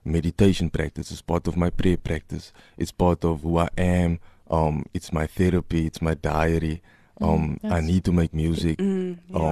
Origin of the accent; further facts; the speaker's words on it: Cape Town, Western Cape, South Africa; I'm from Mitchell's Plain